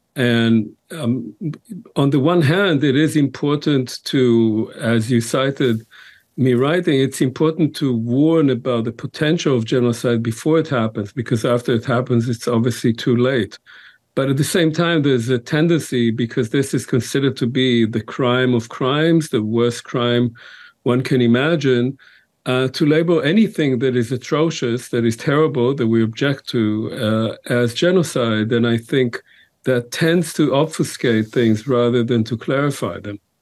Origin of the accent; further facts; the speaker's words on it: Israel; moved away; I grew up in Israel